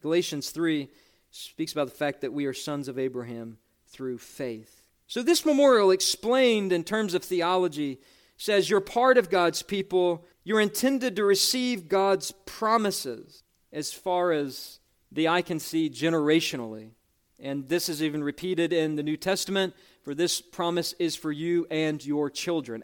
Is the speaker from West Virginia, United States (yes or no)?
yes; West Virginia, United States; I interviewed for the job in West Virginia, actually in my hometown, in a downtown hotel